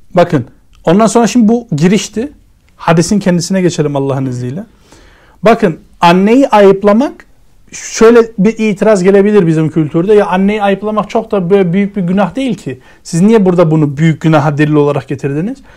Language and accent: Turkish; Germany; moved away; ben kendim Almanya'da büyüdüm.